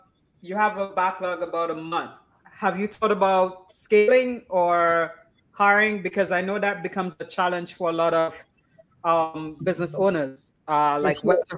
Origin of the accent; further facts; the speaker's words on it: Trinidad & Tobago; I'm from Trinidad and Tobago